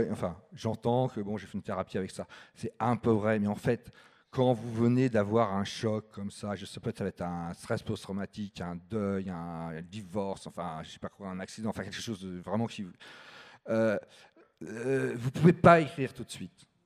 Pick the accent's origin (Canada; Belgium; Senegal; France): France; Paris, Île-de-France; born there; Alors moi, je suis né à Paris. À 6 ans, j'avais déjà déménagé 6 fois.